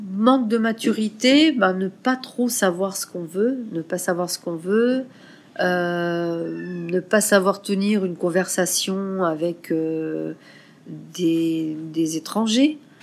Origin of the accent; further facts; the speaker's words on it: France; moved away as an adult; also born or lived in Burkina Faso; now in Ouagadougou, Burkina Faso; je suis française et je vis au Burkina depuis 2000